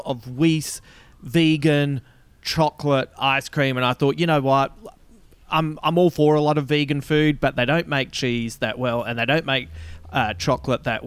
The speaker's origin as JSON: {"language": "English", "town": "Adelaide", "region": "South Australia", "country": "Australia", "tie": "born or raised there", "also_born_or_lived": "Melbourne", "moved": "as an adult", "said": "I grew up in West Croydon, which for anyone who hasn't been there, is about 20 minutes out of the city."}